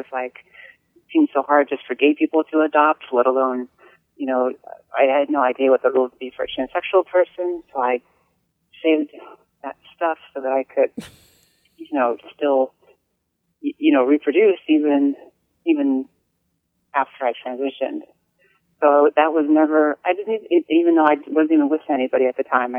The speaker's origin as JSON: {"language": "English", "region": "New Hampshire", "country": "United States", "tie": "born or raised there", "said": "for me, growing up in New Hampshire"}